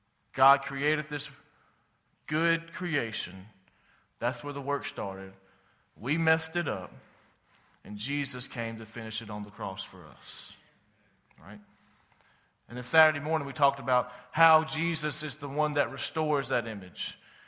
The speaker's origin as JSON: {"language": "English", "town": "Thomasville", "region": "Alabama", "country": "United States", "tie": "born or raised there", "said": "I grew up in Thomasville, as Matthew said, basically born and raised there."}